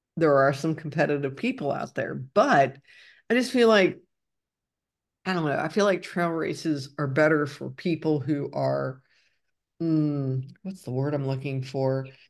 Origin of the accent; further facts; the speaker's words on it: Ohio, United States; moved away as an adult; I grew up in Ohio, and I lived there for w, way too long